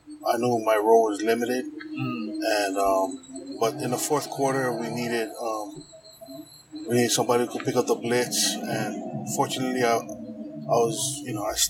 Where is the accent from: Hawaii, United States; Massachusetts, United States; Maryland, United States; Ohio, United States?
Hawaii, United States; Honolulu; growing up in Kalihi in the 80s, from the mid 80s